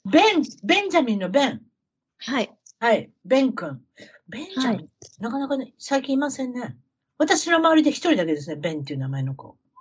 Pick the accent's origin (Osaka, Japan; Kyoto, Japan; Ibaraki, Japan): Osaka, Japan; now in United States; 私自身は大阪